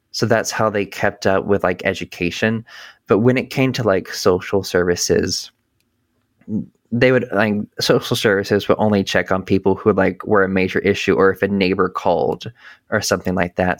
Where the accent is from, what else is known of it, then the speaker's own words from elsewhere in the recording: North Carolina, United States; I grew up in North Carolina